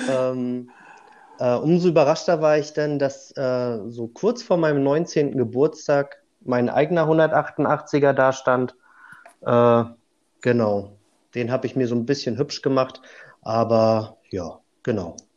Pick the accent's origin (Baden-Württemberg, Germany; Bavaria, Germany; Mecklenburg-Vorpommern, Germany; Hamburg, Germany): Mecklenburg-Vorpommern, Germany; Rügen; Ich bin, wie du schon sagtest, ein Vollblut-Insulaner. Ich komme von der schönen Insel Rügen.